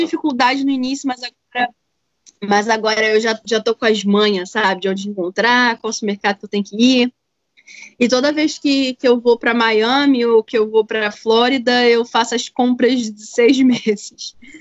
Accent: Brazil; moved away as an adult; also born or lived in Asheville, United States; now in United States; eu sou brasileira

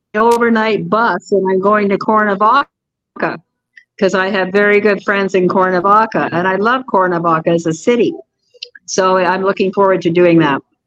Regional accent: England, United Kingdom; moved away; also born or lived in Canada; I was born in England

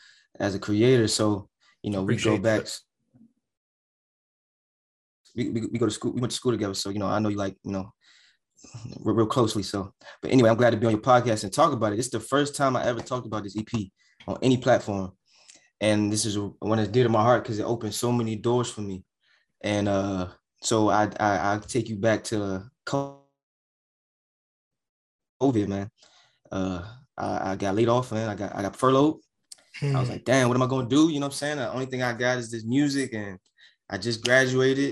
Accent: Hyattsville, Maryland, United States; I grew up in Prince George's County, Hyattsville, Tillam, Langley Park, Adelphi area

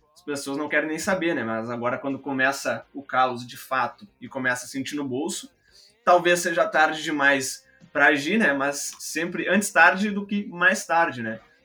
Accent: Porto Alegre, Rio Grande do Sul, Brazil; a gente é do Rio Grande do Sul, aqui de Porto Alegre

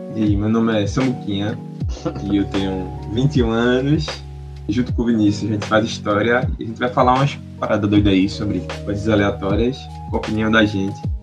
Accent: Recife, Pernambuco, Brazil; a gente é de Recife

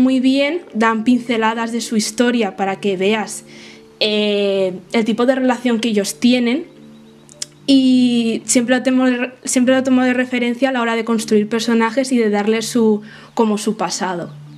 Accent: Spain; soy autora española de fantasía y ciencia ficción

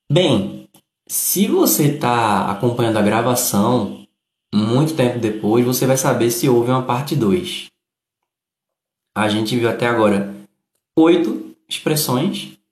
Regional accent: Bahia, Brazil; Eu sou da Bahia, mas no momento estou morando em Santa Catarina.

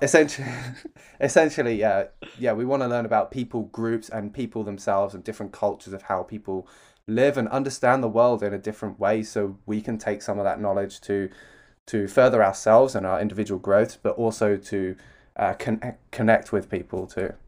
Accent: London, United Kingdom; I'm from London.

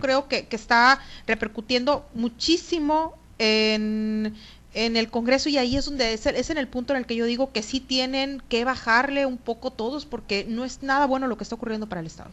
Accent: Sinaloa, Mexico; somos todos los sinaloenses

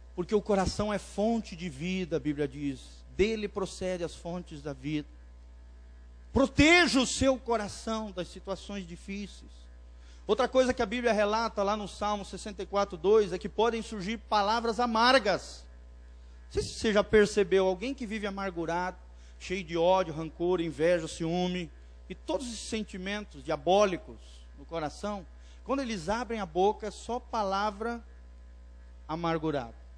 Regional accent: Blumenau, Santa Catarina, Brazil; moved away; Lá em Blumenau, minha terra natal

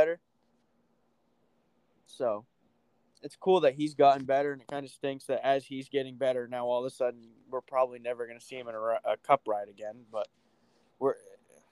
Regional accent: New England, United States; I'm from New England

